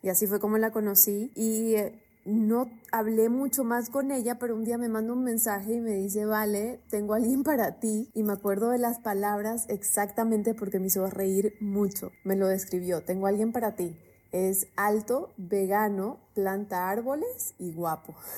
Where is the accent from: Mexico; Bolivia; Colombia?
Bolivia; now in Miami, United States; yo soy de Bolivia